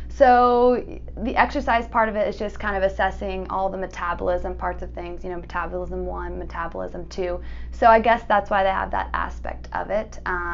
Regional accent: Tampa, Florida, United States; also born or lived in Salt Lake City, Utah; Right, yeah, here in Tampa. I grew up in the Lutz area, actually. And then from there, I went to elementary school here, you know, high school, middle school, the whole thing.

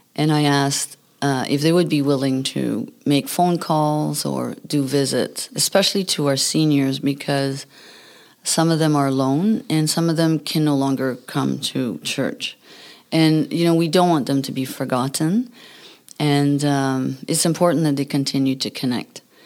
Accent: New Brunswick, Canada; English is a second language; moved away; I come from New Brunswick

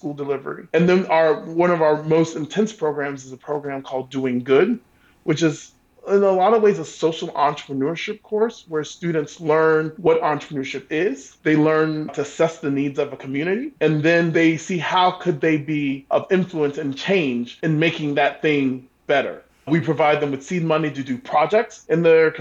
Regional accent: Savannah, Georgia, United States; I grew up in the South. I grew up in a traditional Black Baptist church. Our congregation was located between two housing projects in Savannah, Georgia.

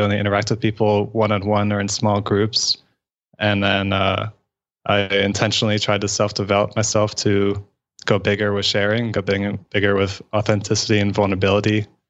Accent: Florida, United States; now in Atlanta, United States; I grew up in Florida

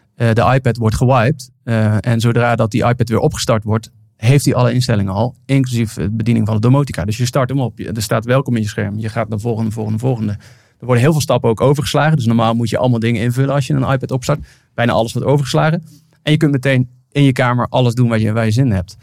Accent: Venlo, Limburg, Netherlands; accent: zachte G; ik kom uit Limburg, dus ik pas me als iemand anders Limburgs tegen mij praat of met een zachte G

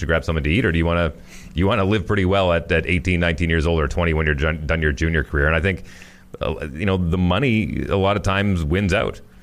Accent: Fort McMurray, Alberta, Canada; moved away; also born or lived in Winnipeg; my hometown of Northern Alberta

